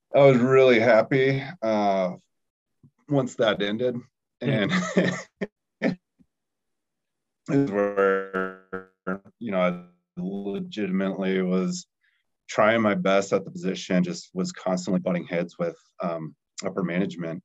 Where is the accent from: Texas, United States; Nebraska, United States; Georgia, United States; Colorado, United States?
Colorado, United States; also born or lived in Salt Lake City, Utah; being from Colorado